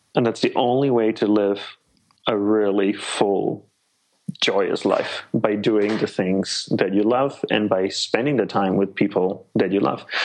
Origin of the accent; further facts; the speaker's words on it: Australia; moved away as an adult; also born or lived in Malaysia / Hawaii; grew up in Australia